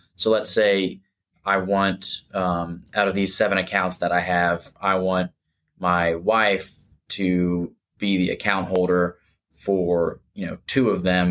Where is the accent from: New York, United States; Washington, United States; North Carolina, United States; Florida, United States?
Florida, United States; Jacksonville; also born or lived in Gainesville, Florida; I practice now back in Jacksonville, where I'm from, born and raised in Jacksonville